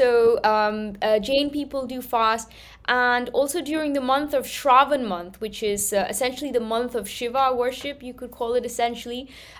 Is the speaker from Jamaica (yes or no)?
no; Manchester, North West England, United Kingdom; first language Gujarati; moved away as an adult; also born or lived in Gujarat, India; now in India; I grew up in Manchester.